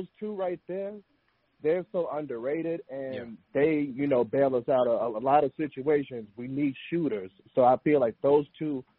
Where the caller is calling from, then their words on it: Charlotte, North Carolina, United States; I'm calling from Charlotte, North Carolina